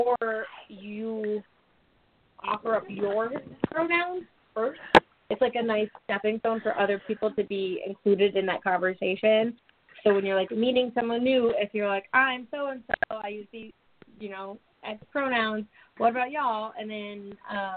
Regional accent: Alaska, United States; I'm not from the South and from Alaska

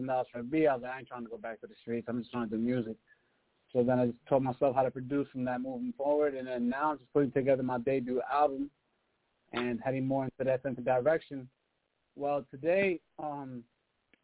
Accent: Massachusetts, United States; also born or lived in Queens, New York; I grew up in Massachusetts

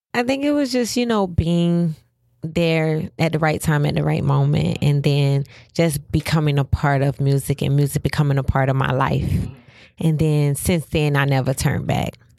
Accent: Pompano Beach, Florida, United States; Growing up in Pompano

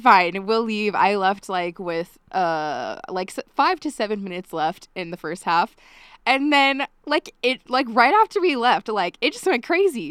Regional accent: Eden, Utah, United States; now in Logan, United States; I'm from a small town called Eden, Utah

